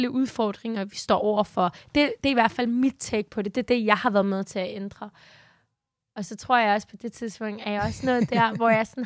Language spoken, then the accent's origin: Danish; Denmark; Det er, hvordan jeg er dansker.